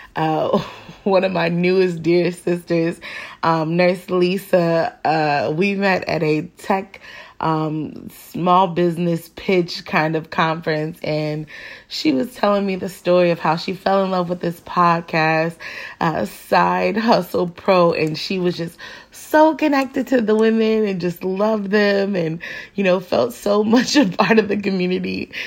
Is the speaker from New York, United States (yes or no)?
no; Phoenix, Arizona, United States; Black kids growing up in Phoenix